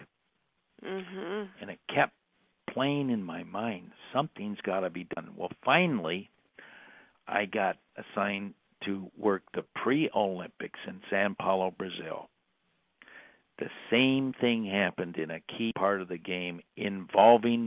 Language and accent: English; Burlington, Ontario, Canada; Canadian kid that grew up in Burlington, Ontario